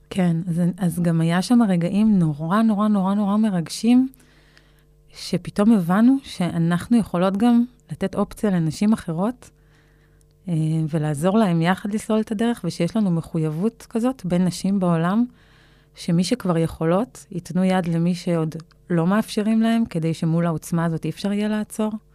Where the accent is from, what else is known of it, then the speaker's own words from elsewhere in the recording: Israel; הזהות שלי כישראלית